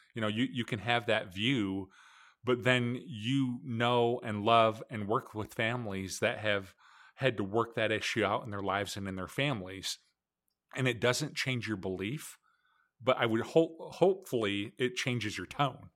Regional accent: Michigan, United States; I grew up, just like Scott did, I grew up in Michigan

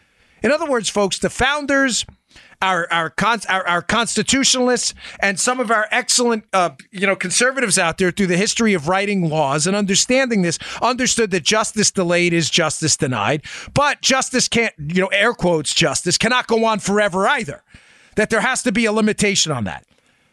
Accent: New York, United States; also born or lived in Maryland; I do have a lot of friends who are Democrats. I'm from New York and Maryland.

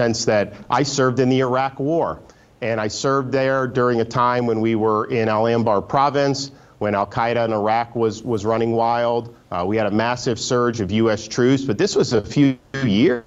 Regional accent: Florida, United States; I grew up in Florida and I've always loved the state.

